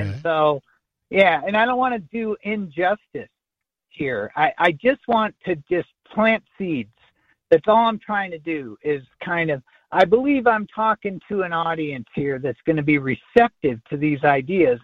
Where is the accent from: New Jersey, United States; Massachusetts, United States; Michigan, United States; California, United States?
Michigan, United States; my allegiance is to the state of Michigan, where I was born